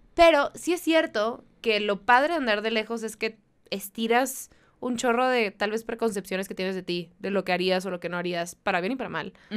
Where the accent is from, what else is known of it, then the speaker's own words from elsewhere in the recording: Mexicali, Baja California, Mexico; yo soy de Mexicali